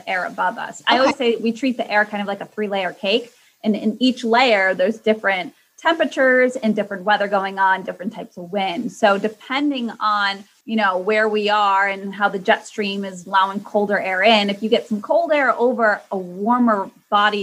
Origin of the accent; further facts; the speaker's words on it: Connecticut, United States; moved away as an adult; now in Boston, United States; I, you know, was born and raised in Connecticut and I really didn't move too far. I made it to Boston